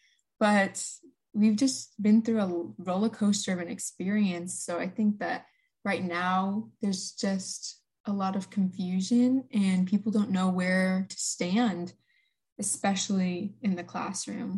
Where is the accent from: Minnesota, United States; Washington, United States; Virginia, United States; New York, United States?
Washington, United States; eastern; I am from the eastern part of Washington. I go to Chiwana High School, one of the biggest high schools in Washington State.